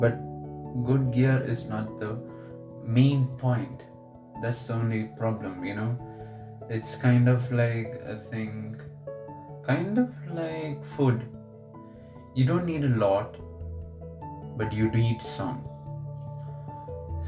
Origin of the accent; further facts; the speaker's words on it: Kerala, India; first language Malayalam; English is a second language; also born or lived in United Arab Emirates; I'll use a lot of Malayalam terms, which is my mother tongue